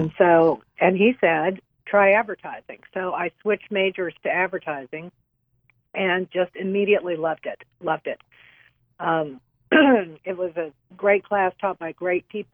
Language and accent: English; San Antonio, Texas, United States; now in Houston, United States; I'm a native Texan, born in San Antonio